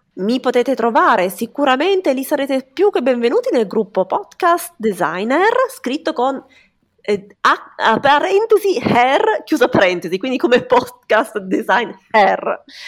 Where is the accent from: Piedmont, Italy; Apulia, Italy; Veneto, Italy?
Piedmont, Italy; Turin; io sono di Torino